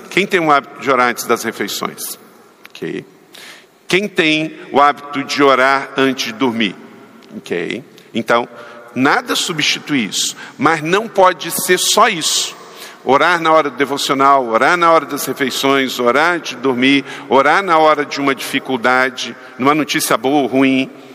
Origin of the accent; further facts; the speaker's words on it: Macaé, Rio de Janeiro, Brazil; aonde fui criado em Macaé